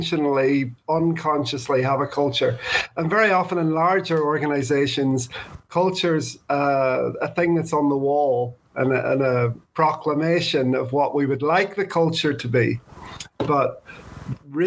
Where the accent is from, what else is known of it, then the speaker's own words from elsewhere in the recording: Northern Ireland, United Kingdom; also born or lived in Birmingham, England; I grew up here in Northern Ireland